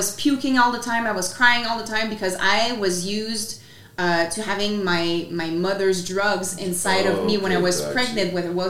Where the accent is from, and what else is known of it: Quebec, Canada; first language French; English is a second language; moved away as an adult; also born or lived in British Columbia